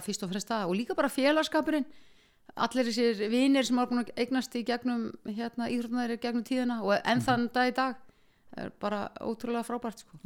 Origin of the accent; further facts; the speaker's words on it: Iceland; ólst upp í Írðúsun og Vestugutu